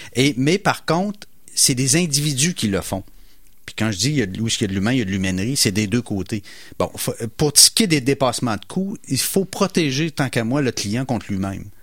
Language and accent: French; Portneuf region, Quebec, Canada; on vient de la campagne, nous, on vient de la, région de Portneuf